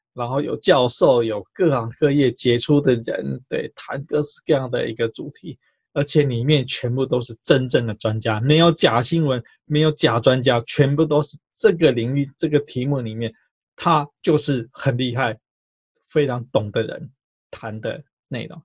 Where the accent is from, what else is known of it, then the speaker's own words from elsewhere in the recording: Taipei, Taiwan; 我记得我小时候在读建中的时候